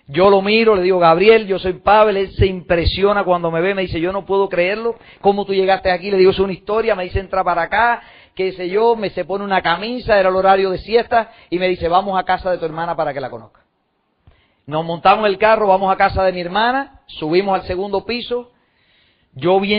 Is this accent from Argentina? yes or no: no; Cuba; now in United States; adopté un nuevo sueño en los Estados Unidos, porque cuando yo me fui de Cuba